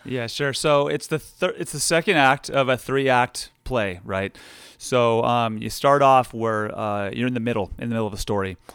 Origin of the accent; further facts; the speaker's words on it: Nevada County, California, United States; born and raised in Nevada County